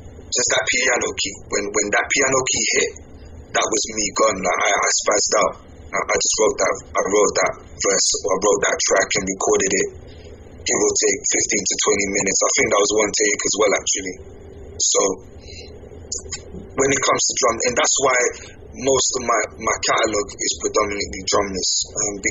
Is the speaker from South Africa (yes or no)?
no; England, United Kingdom; I'm from England